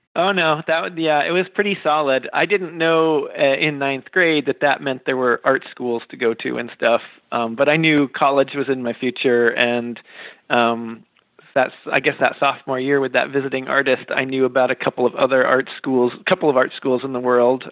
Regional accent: Western Massachusetts, United States; moved away as an adult; also born or lived in Kansas City / Hartford, Connecticut; I grew up in Western Massachusetts

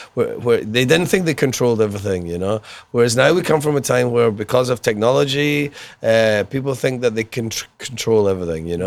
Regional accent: Glasgow, Scotland, United Kingdom; I was brought up in Glasgow

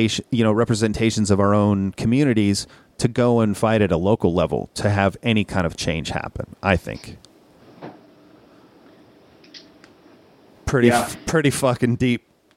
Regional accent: Minnesota, United States; growing up in Minnesota

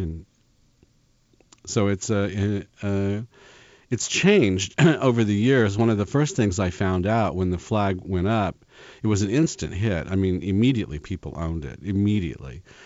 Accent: Kansas, United States; moved away; I grew up in Kansas

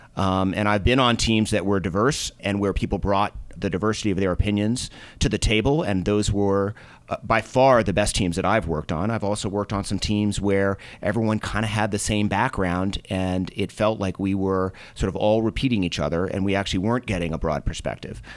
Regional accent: Boston, Massachusetts, United States; moved away as an adult; also born or lived in Minnesota / New York; now in Colorado, United States; I grew up in Boston.

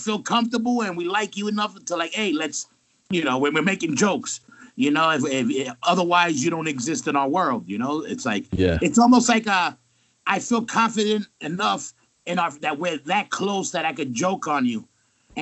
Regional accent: New York City, New York, United States; I'm from Queens. He's from the Bronx. You meet us, you know we're from New York.

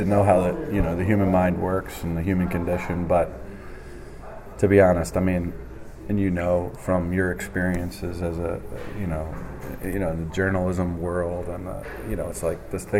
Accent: near Lansdale, Pennsylvania, United States; which was close to my hometown

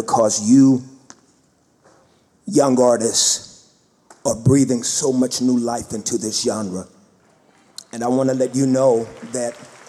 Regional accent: Fort Worth, Texas, United States; I'm born and raised in Fort Worth, Texas, and we still live in Fort Worth, Texas.

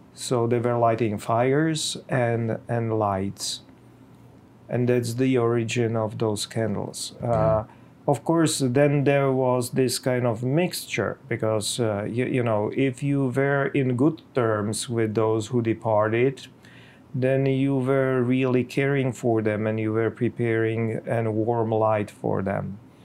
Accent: Bohemia, Czechia; in my homeland, I'm from Czech Republic, from Bohemia

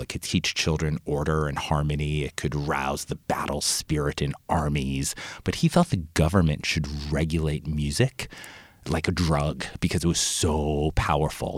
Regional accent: Long Island, New York, United States; my family were immigrants from Italy. And we grew up on Long Island

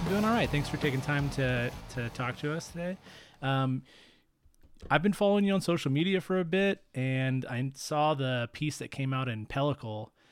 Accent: Fresno, California, United States; now in Bay Area, United States; my hometown of Fresno

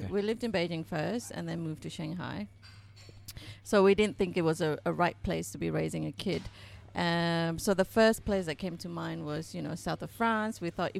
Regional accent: Malaysia

